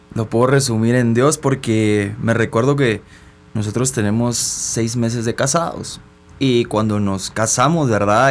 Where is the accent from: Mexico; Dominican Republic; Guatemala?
Guatemala; soy una persona guatemalteca